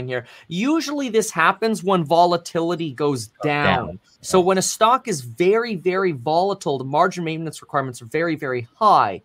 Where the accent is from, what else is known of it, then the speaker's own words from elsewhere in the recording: Florida, United States; moved away; also born or lived in California; I grew up in Florida.